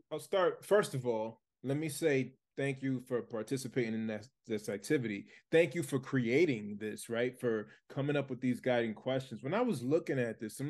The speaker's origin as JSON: {"language": "English", "town": "Lawrence", "region": "Massachusetts", "country": "United States", "tie": "born or raised there", "said": "I was born and raised in the United States, but I grew up in Lawrence, Massachusetts."}